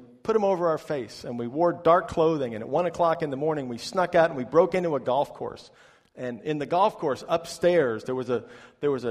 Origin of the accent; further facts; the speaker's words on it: New York, United States; moved away as an adult; now in Florida, United States; this is in my hometown